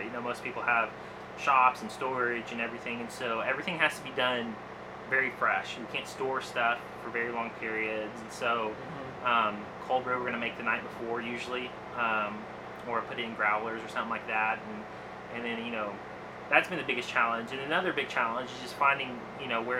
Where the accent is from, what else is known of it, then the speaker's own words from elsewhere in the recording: Coleman, Texas, United States; now in Tulsa, United States; originally I'm from West Texas, a small town, Coleman, Texas. When I was like 14 or 15, I started two different businesses there.